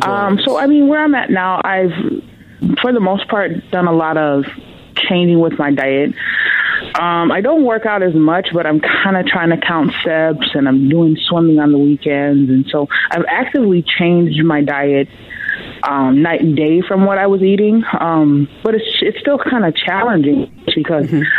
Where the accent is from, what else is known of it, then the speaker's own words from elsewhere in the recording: the South, United States; I'm from the South